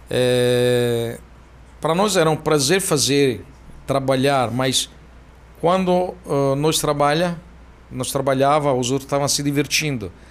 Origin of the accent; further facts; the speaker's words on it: Florence, Tuscany, Italy; Portuguese is a second language; moved away as an adult; also born or lived in Tokyo, Japan; now in Brazil; Eu nasci na Toscana, em Florença.